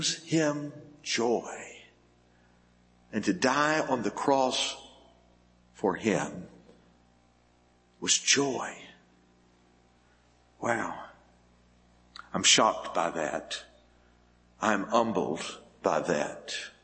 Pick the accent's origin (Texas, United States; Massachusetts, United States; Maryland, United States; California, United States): Texas, United States; Happy; I grew up in Happy, Texas